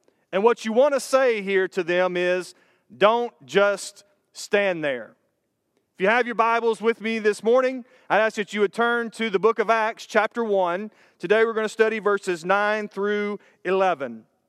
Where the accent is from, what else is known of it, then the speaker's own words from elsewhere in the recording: Brandon, Florida, United States; the day came that I was going to go drive through the town where I grew up in Brandon, Florida.